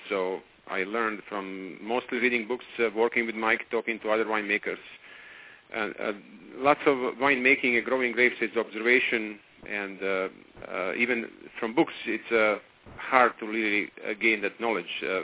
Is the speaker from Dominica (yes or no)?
no; Croatia; now in Napa, United States; I'm from Croatia